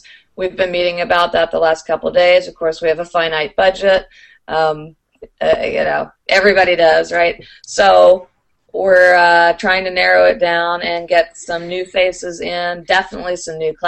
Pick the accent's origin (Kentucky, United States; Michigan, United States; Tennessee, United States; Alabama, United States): Kentucky, United States; Louisville; I'm from Louisville